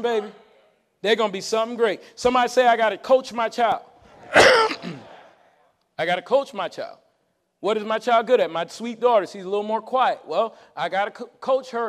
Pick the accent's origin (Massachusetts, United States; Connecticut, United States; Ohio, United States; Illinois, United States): Connecticut, United States; when we grew up in Connecticut, I was the speaker for the citywide Martin Luther King rally